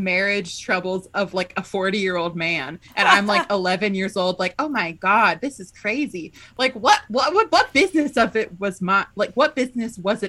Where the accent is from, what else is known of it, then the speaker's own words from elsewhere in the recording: United States; As an American